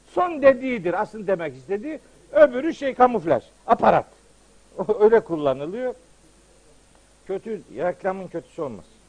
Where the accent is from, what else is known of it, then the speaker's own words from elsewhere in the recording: Trabzon, Turkey; bizim Trabzon'da atma türküler var